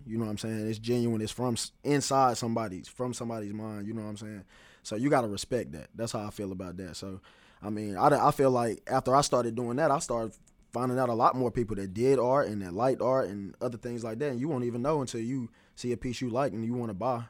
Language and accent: English; Greensboro, North Carolina, United States; moved away as an adult; now in Charlotte, United States; I'm originally from Greensboro, North Carolina.